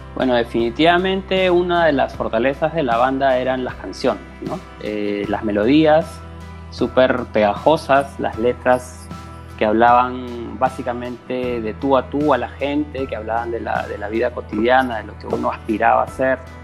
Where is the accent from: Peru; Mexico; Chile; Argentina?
Peru; yo soy de Perú